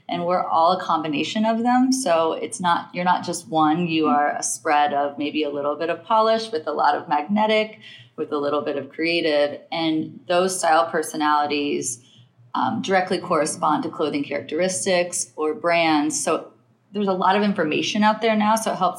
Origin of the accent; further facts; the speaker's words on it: Midwest, United States; now in New York, United States; I'm like, but I'm still a Midwest girl, but I'm still a New Yorker.